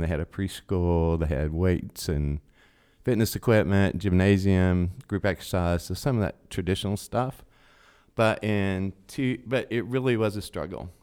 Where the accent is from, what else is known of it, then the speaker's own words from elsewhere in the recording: Chattanooga, Tennessee, United States; moved away as an adult; also born or lived in Dayton; I've been born and raised in Chattanooga